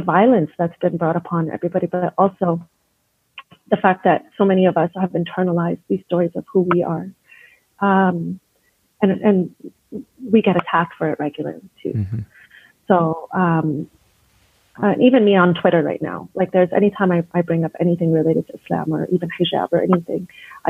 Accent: Edmonton, Alberta, Canada; I was born and raised here in Edmonton. And obviously, as a Palestinian

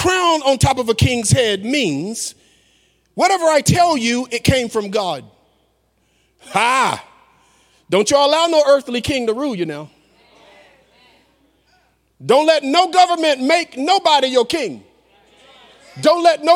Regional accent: the South, United States; I'm from the South

